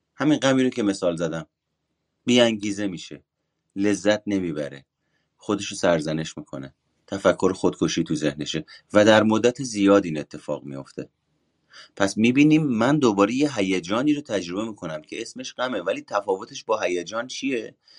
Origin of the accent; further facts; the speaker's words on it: Iran; ایرانی بودنم انتصابی بودنمه به واسطه اینه که توی ایران به دنیا اومدم